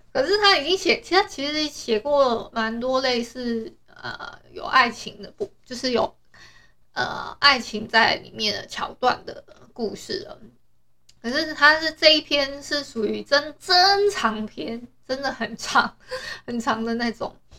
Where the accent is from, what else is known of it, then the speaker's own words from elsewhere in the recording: Taiwan; 我们台湾人